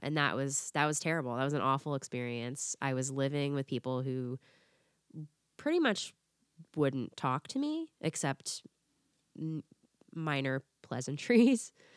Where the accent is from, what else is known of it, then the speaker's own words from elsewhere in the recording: Florida, United States; moved away as an adult; also born or lived in Tennessee; I was in Tennessee, I grew up in Florida